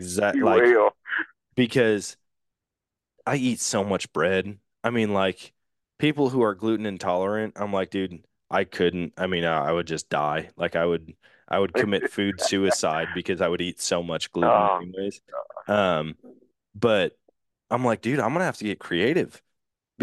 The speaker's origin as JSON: {"language": "English", "region": "Wisconsin", "country": "United States", "said": "I'm from Wisconsin"}